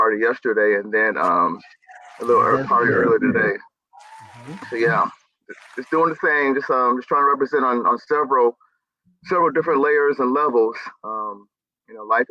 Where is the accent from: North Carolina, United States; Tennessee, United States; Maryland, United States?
North Carolina, United States; near Wilmington; moved away as an adult; now in St. Louis, United States; I'm originally born and raised in North Carolina, grew up near the coast. The nearest biggest city people would know is Wilmington, North Carolina. But I grew up in a very rural country area.